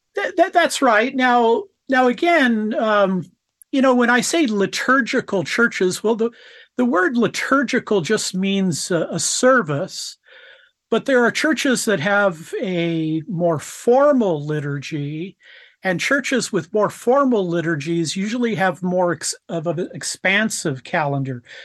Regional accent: United States; I'm an American

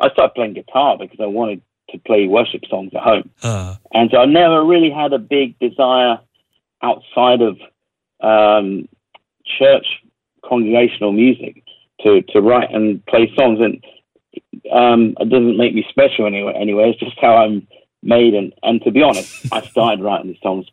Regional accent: London, United Kingdom; accent: London-ish English; my English accent is very, it's quite kind of common. You know, it's a bit London-ish.

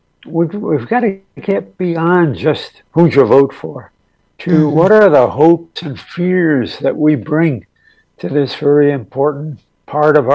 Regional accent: United States; as an American, I love America. The reason why I love America is because it's the country that has nurtured me

